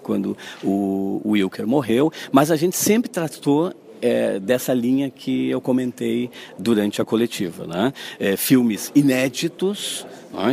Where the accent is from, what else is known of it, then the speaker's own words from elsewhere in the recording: Caxias do Sul, Rio Grande do Sul, Brazil; moved away as an adult; sou de Caxias, né? Nasci aí, nasci em Caxias, tal, feliz de ter nascido em Caxias, estudei no Cristóvão de Mendonça